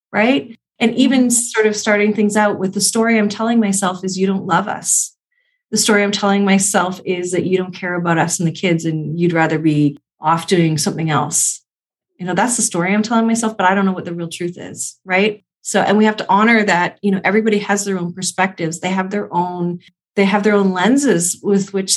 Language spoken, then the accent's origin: English; Canada; I'm Canadian